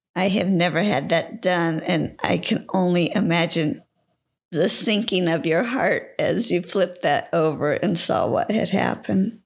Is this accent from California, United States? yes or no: yes; California, United States; I was born and raised in California